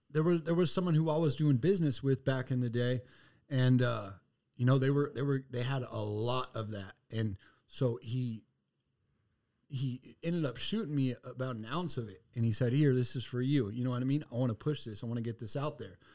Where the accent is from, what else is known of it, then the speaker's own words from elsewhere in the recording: Lakeside, California, United States; I'm from East County